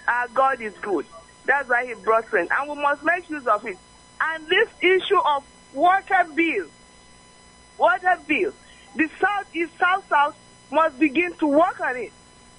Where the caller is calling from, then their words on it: Delta, Nigeria; I'm reaching you from Ila Delta State.